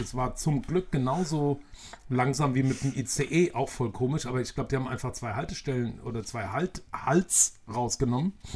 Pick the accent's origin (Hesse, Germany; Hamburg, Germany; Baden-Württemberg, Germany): Hesse, Germany; Maintal; die zwei Mit-40er gebürtigen Hanauer Dörnichheimer